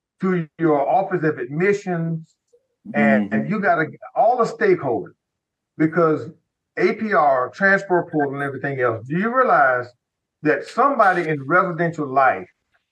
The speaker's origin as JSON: {"language": "English", "region": "South Dakota", "country": "United States", "said": "And I'm from South Dakota. And I'm a Black kid from South Dakota."}